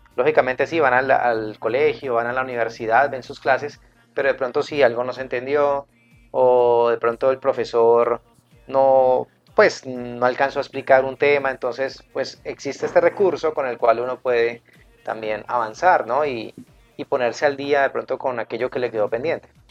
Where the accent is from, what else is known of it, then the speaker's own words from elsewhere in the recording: Cali, Valle del Cauca, Colombia; estoy en la ciudad de Cali, en la Sultana del Valle, mi ciudad natal y en la que siempre he vivido.